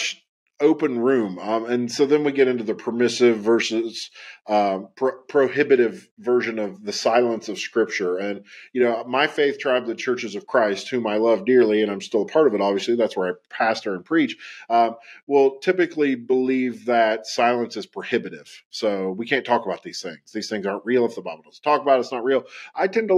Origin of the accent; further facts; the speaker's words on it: West Virginia, United States; I grew up in Appalachia. I grew up in West Virginia.